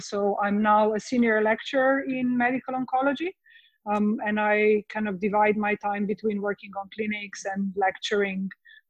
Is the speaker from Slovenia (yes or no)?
yes; Slovenia; accent: easterly; English is a second language; moved away as an adult; now in Edinburgh, United Kingdom; But I am originally from Slovenia, which is a small country in just between Austria, Italy, Croatia, and Hungary. And I've done my studies there and then moved to UK about 8 years ago to pursue my career here in UK.